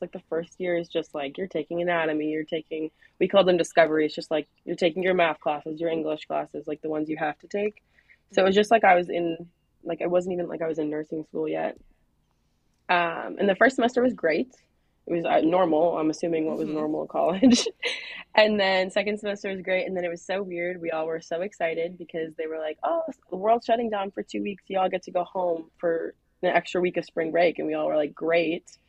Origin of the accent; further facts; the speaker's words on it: Maine, United States; also born or lived in New Hampshire; I'm originally from Maine, so I ended up moving back and I'm working in Portland at Maine Med.